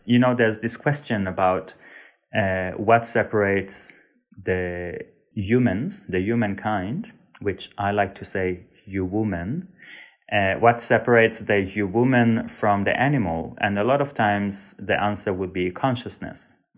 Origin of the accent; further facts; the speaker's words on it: Israel; moved away as an adult; also born or lived in Sweden; I was born and raised in Israel, but to a family that is partially from Turkey and partially from Uzbekistan and Iran